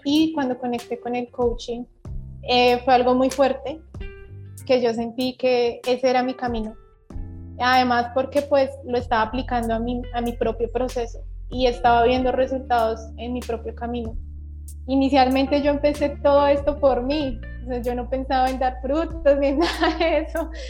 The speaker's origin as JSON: {"language": "Spanish", "region": "Bogotá", "country": "Colombia", "moved": "yes", "lives_now": "Valledupar, Colombia", "said": "yo soy de Bogotá, pero en este momento te saludo desde Valledupar. Estoy viviendo aquí en la capital vallenata."}